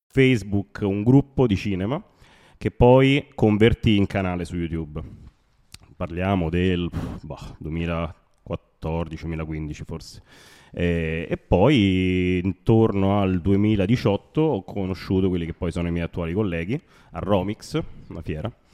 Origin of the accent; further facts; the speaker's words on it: Rome, Lazio, Italy; le origini ovviamente sono di Roma